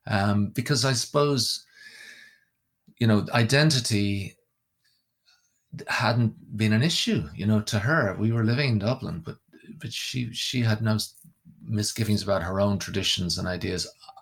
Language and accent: English; Wales, United Kingdom; moved away; because obviously growing up in Wales, my parents had no sectarian kind of inclinations at all. When we got to Ireland, I hung around with people from all different backgrounds.